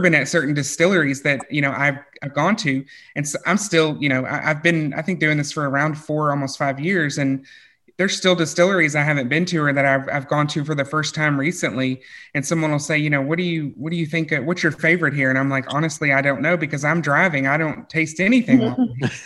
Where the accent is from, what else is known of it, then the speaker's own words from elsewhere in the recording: Kentucky, United States; I was born and raised in Kentucky